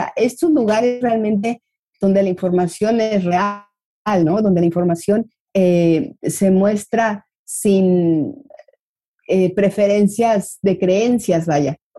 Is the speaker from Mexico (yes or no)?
yes; Mexico; como mexicanos veo ahí una tendencia